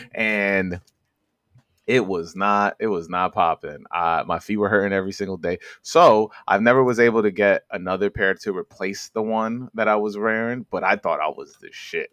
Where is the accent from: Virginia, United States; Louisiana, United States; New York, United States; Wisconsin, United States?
New York, United States; New York City; I'm from Corona Queens